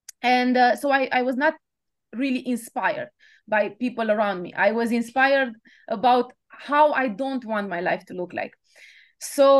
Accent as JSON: {"language": "English", "country": "Romania", "tie": "born or raised there", "also_born_or_lived": "Bucharest, Romania", "moved": "as an adult", "lives_now": "Paris, France", "said": "I was born in Romania, like you said, and it was just after the communist period"}